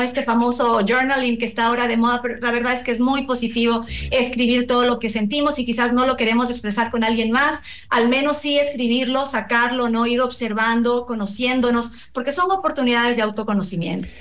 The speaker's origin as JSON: {"language": "Spanish", "country": "Ecuador", "said": "nos identifica como ecuatorianos"}